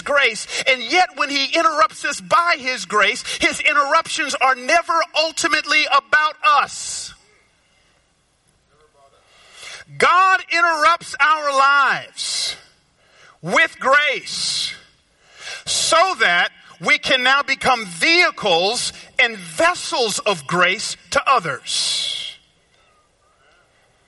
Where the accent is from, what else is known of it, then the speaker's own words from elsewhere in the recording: Georgia, United States; moved away; also born or lived in Memphis; I grew up down south in Georgia